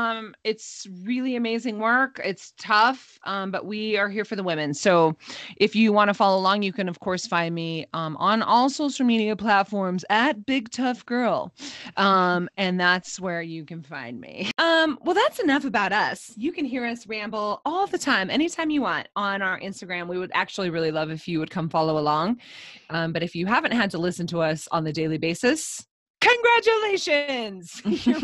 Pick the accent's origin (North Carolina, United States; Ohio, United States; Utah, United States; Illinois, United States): Utah, United States; the religious culture that I grew up in here in Utah, in the Beehive State